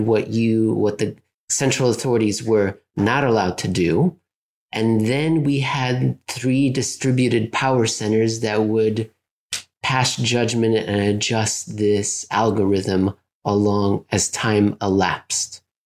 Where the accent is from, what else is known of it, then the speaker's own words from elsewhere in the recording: United States; as an American